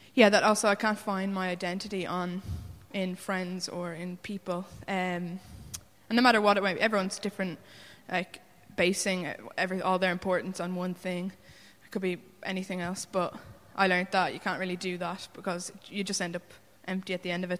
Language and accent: English; Wicklow, County Wicklow, Ireland; I'm from Wicklow, um, where I grew up in a Christian family of six.